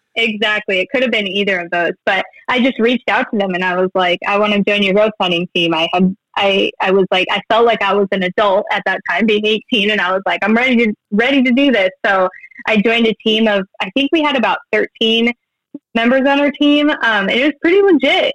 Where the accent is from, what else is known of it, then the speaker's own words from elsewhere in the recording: Billings, Montana, United States; I'm from Billings, Montana